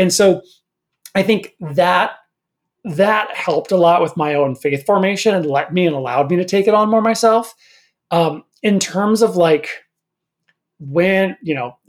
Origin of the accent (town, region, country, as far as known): northern Minnesota, United States; born or raised there; moved away